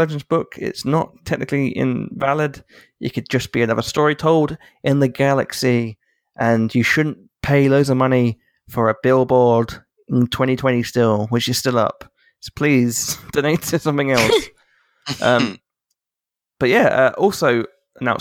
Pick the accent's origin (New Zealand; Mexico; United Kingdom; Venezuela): United Kingdom; England; I'm an Englishman